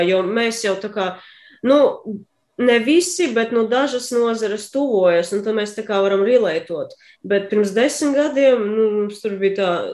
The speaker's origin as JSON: {"language": "Latvian", "country": "Latvia"}